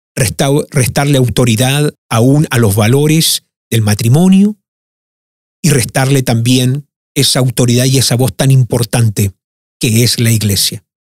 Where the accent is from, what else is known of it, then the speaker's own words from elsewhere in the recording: Sweden; also born or lived in Argentina / Chile; me ha tocado crecer en un país profundamente socialista